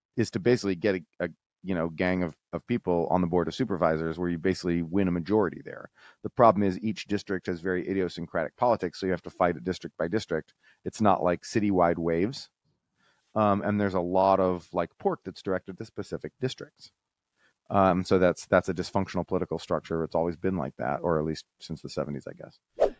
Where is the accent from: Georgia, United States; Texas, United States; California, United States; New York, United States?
Texas, United States; I'm from Texas